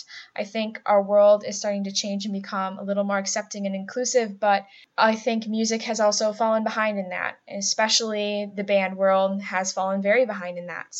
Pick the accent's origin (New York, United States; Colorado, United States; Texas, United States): New York, United States; Buffalo; accent: nasally A's; also born or lived in Cleveland, Ohio; now in Rochester, United States; I'm from the Buffalo area, so I have those nasally A's